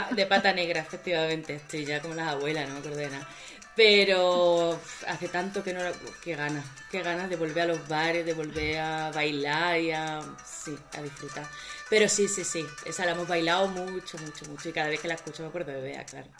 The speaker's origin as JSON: {"language": "Spanish", "town": "Seville", "region": "Andalusia", "country": "Spain", "moved": "as an adult", "lives_now": "Madrid, Spain", "said": "yo soy de Sevilla, pero mi madre es de Cádiz"}